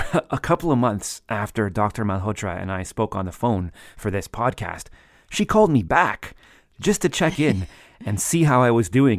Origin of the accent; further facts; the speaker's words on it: Toronto, Ontario, Canada; growing up as the child of Italian immigrants in Toronto.